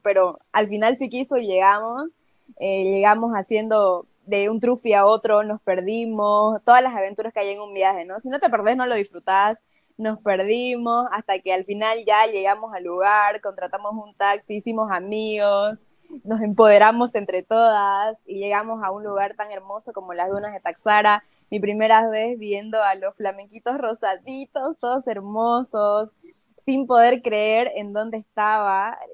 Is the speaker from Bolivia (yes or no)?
yes; Bolivia